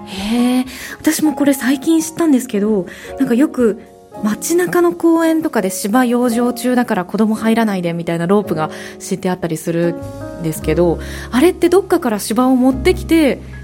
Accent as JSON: {"language": "Japanese", "region": "Kansai", "country": "Japan", "tie": "born or raised there", "said": "私関西が地元なので"}